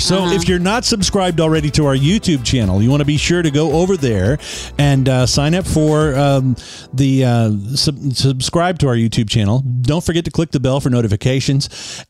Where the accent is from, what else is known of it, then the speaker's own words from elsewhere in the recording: Southwest Kansas, United States; moved away; also born or lived in Topeka, Kansas; I grew up in Western Kansas, Southwest Kansas, actually.